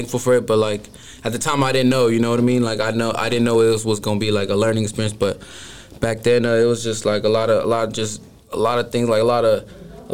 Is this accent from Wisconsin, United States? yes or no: no; San Jose, California, United States; also born or lived in Escondido, California; I've been in San Jose ever since